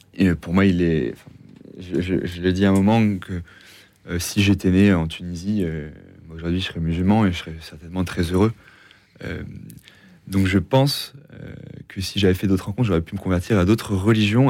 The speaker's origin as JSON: {"language": "French", "region": "Normandy", "country": "France", "moved": "as an adult", "said": "contexte familial. Donc, je viens de Normandie"}